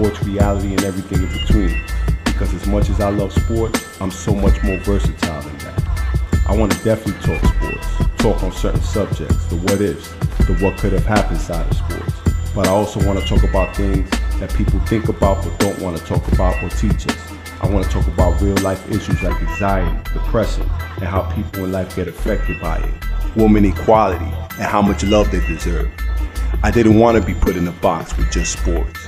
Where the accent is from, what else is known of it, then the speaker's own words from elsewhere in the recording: New York City, New York, United States; I'm from Bed-Stuy, Brooklyn, from the projects